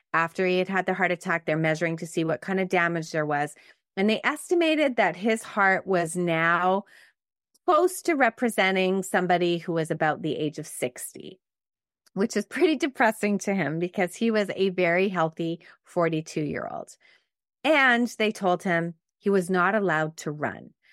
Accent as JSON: {"language": "English", "town": "Montreal", "region": "Quebec", "country": "Canada", "tie": "born or raised there", "said": "I actually grew up in a suburb of Montreal called the West Island."}